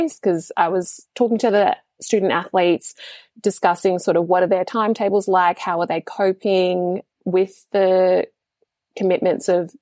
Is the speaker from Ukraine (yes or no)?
no; Papua New Guinea; being in my home country